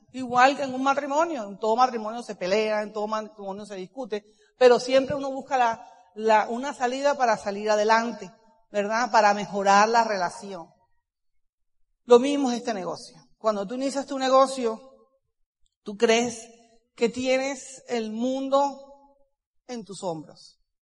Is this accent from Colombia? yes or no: yes; Cartagena, Bolívar, Colombia; yo nací en Cartagena, soy hija única de familia católica